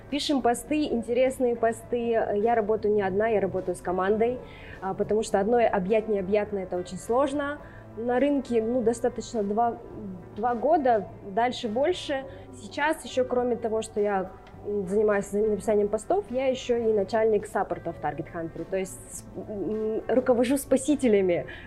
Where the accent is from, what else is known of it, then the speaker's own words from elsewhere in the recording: Lesnoy, Sverdlovsk Oblast, Russia; also born or lived in Rostov-on-Don; А, значит, я родилась в Ростове, буквально там некоторое время, пару лет мы прожили там, потом отца отправили на Урал. Мы горо- жили город Лесной Свердловской области